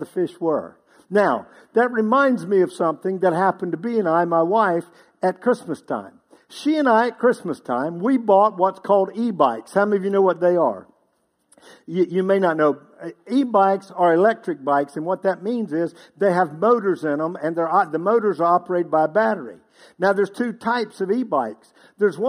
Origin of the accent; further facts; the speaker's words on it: Outer Banks of North Carolina, United States; moved away; I grew up on the Outer Banks of North Carolina.